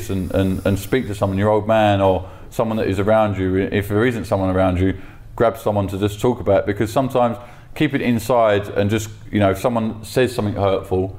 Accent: London, United Kingdom; I'm from South London. I've always been from South

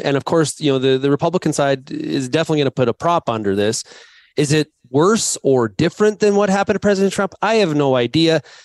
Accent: Canada; me being Canadian

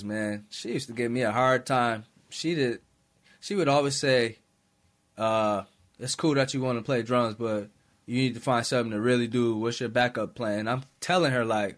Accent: Rochester, New York, United States; I'm never going to make it out of Rochester

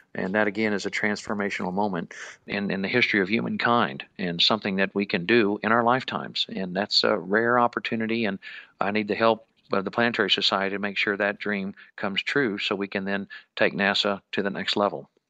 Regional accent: Houston, Texas, United States; growing up in Houston

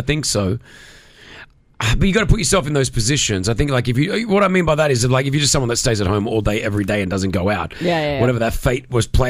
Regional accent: Australia; now in Dubai, United Arab Emirates; growing up in Australia.

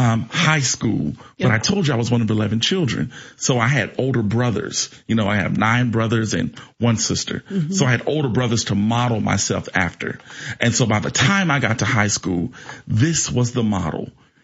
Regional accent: East St. Louis, Illinois, United States; I'm one of 11 children. I'm from East St. Louis, Illinois. And I grew up in East St. Louis in the 90s

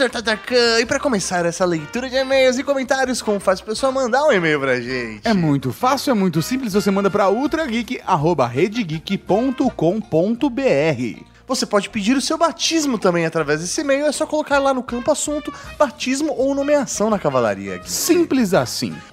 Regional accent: Maringá, Paraná, Brazil; sou de Maringá, no Paraná.

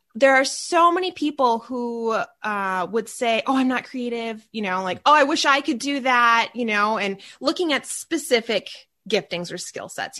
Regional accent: Minneapolis, Minnesota, United States; I am from the Minneapolis, Minnesota area. So if you hear that accent come out

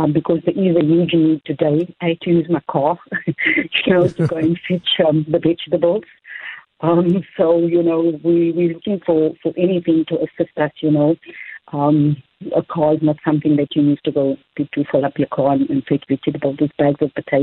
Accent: Cape Town, Western Cape, South Africa; I'm from Nova Park as well. Still live here with my mom

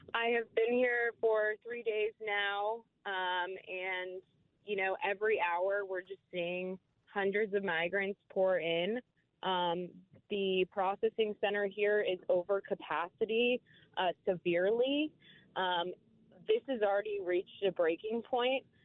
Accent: Houston, Texas, United States; my hometown of Houston, Texas

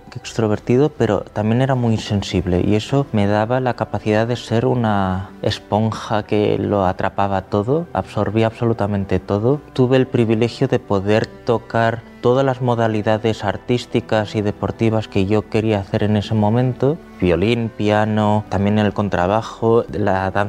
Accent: Madrid, Community of Madrid, Spain; born there; tengo 32 años, nací en Madrid y soy violinista

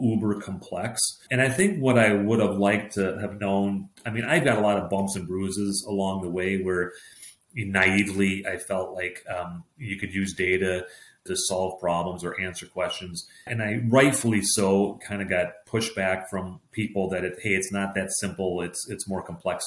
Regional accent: Minneapolis, Minnesota, United States; born and raised in Minneapolis, Minnesota

